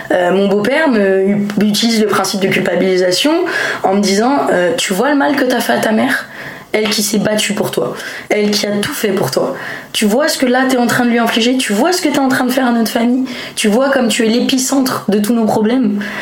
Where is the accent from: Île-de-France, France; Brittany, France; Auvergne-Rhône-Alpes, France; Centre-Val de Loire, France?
Auvergne-Rhône-Alpes, France; Lyon; je suis lyonnaise à la base, donc on a beaucoup déménagé